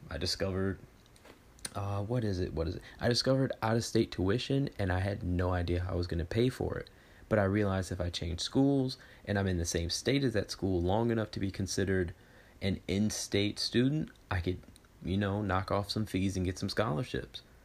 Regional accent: Texas, United States; I grew up in Texas

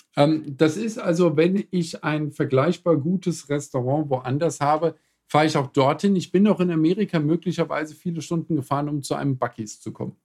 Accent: Germany; ich bin als Deutscher enttarnt

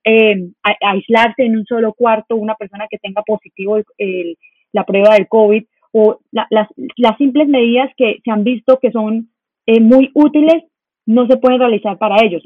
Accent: Colombia; nosotros como colombianos

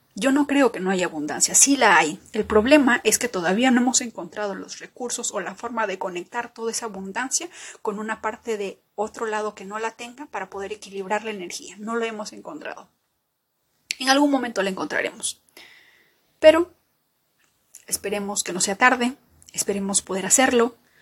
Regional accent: Peru; como peruana

